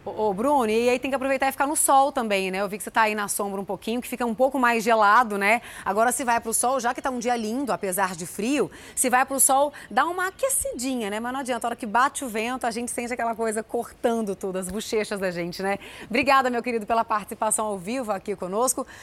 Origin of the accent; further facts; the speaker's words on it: Goiânia, Goiás, Brazil; now in São Paulo, Brazil; eu que vim lá de Goiânia